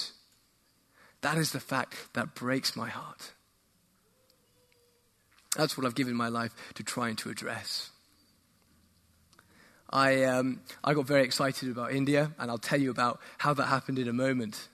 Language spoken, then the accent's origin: English; England, United Kingdom; also born or lived in Woolwich, London; I'm from England, where it's very cloudy, very rainy